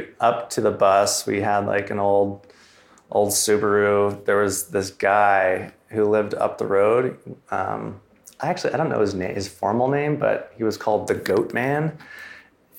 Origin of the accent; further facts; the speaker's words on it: Southern Oregon, United States; also born or lived in Ashland, Oregon; I grew up in Southern Oregon on a 300-acre farm